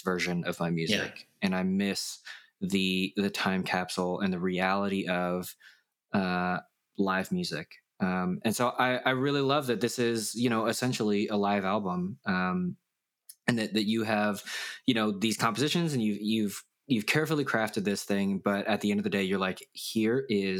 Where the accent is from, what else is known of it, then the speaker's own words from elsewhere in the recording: United States; we are Korean American